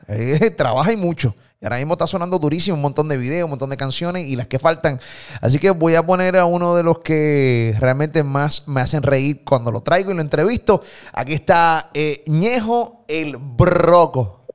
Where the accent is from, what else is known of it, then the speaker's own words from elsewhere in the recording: Puerto Rico; de Puerto Rico